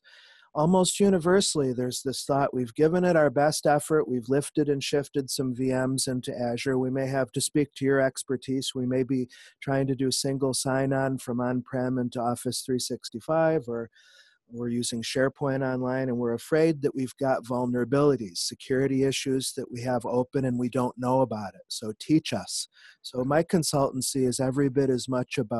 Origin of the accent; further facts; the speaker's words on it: Syracuse, New York, United States; now in Nashville, United States; I'm originally from Syracuse, New York, but I've lived in Nashville, Tennessee for the last 20